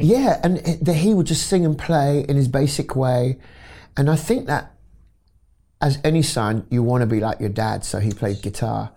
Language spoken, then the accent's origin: English; London, United Kingdom; I was born in London, North West London, in, uh, a wonderful area called Wilsden